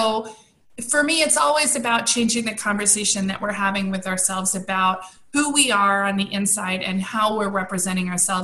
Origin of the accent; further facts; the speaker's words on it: United States; also born or lived in California / New York City; for us as American women